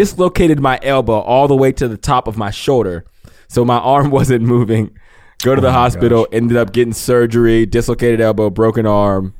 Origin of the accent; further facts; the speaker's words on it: Pennsylvania, United States; moved away as an adult; also born or lived in Ohio; I was born and raised in Pennsylvania, I went to college, obviously, at 18, and I was in Ohio all the way till I was 33.